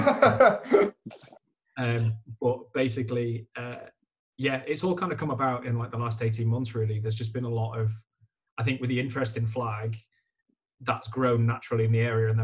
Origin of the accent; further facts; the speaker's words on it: Leeds, Yorkshire and the Humber, United Kingdom; also born or lived in London; I'm from Leeds